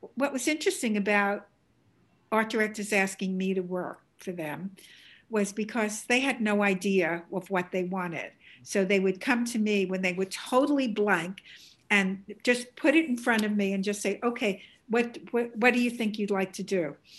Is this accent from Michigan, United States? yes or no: no; New York City, New York, United States; accent: Bronx; this is a Bronx accent, beautiful Bronx accent